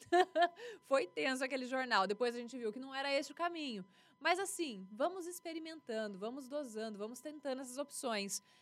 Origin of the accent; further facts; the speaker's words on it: Presidente Prudente, São Paulo, Brazil; also born or lived in Lins / Catanduva / Paraguaçu Paulista; cresci aqui, desde 96 até agora